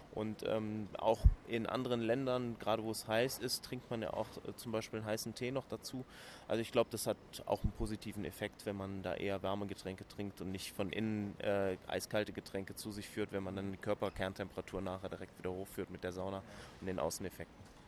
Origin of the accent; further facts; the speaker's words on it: Cologne, North Rhine-Westphalia, Germany; ich bin Kölner